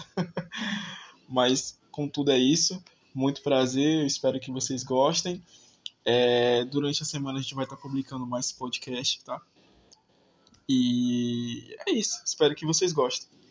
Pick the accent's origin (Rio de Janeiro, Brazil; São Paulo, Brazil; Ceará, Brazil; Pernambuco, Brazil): Ceará, Brazil; Maracanaú; eu sou aqui de Maracanã, Ceará.